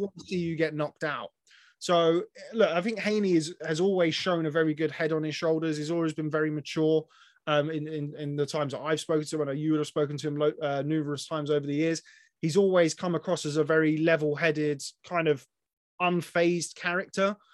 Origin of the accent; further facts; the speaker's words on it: England, United Kingdom; I'm an Englishman